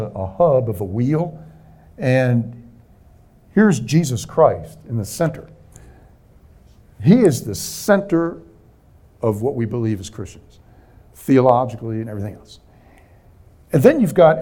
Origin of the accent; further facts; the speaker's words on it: Bethesda, Maryland, United States; moved away; my hometown, Bethesda, Maryland